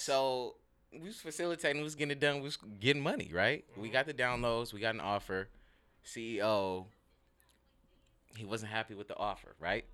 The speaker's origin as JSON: {"language": "English", "town": "Ontario", "region": "California", "country": "United States", "tie": "born or raised there", "also_born_or_lived": "Liberia", "moved": "as an adult", "lives_now": "Seattle, United States", "said": "grew up in L A. More specifically, Ontario"}